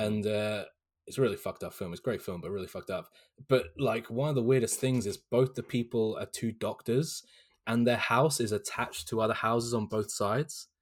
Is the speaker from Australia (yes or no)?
no; Hampshire, South East England, United Kingdom; where I was born in Hampshire in South England